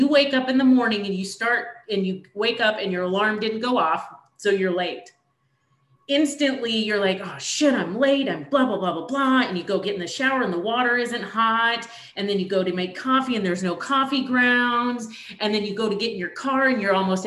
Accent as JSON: {"language": "English", "region": "Oregon", "country": "United States", "tie": "born or raised there", "moved": "yes", "said": "You're going to head to my hometown. You're going to Oregon"}